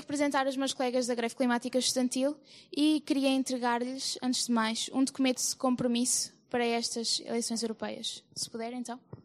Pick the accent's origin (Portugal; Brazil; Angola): Portugal; Sertã, Centro; also born or lived in Coimbra; venho do Conselho da Sertã